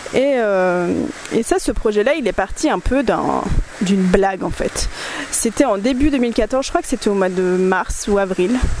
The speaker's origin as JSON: {"language": "French", "town": "Nantes", "region": "Pays de la Loire", "country": "France", "moved": "yes", "said": "moi je suis nantaise en fait à la base"}